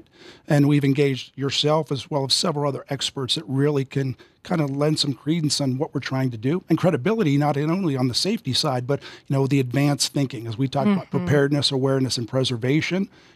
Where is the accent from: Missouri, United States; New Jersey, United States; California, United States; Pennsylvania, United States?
Pennsylvania, United States; Western; I grew up in Western Pennsylvania, and in my hometown there, you played every sports and you hunted and fished.